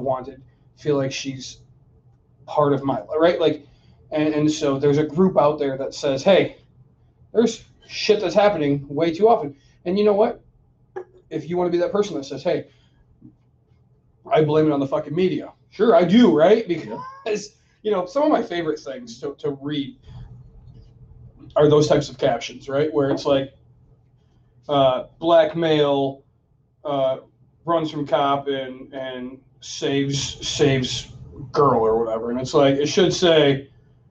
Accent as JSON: {"language": "English", "town": "Grand Rapids", "region": "Michigan", "country": "United States", "said": "I'm from Grand Rapids, Michigan"}